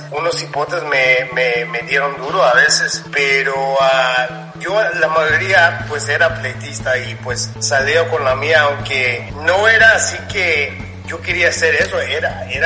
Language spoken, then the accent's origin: Spanish; Los Angeles, California, United States; accent: chicano; yo era más como chicano también porque yo pues crecí entre los mexicanos, salí de, de esa área de, de los salvadoreños, me fui a una área donde era puro chicanos, puro, puros ah, Mexican Americans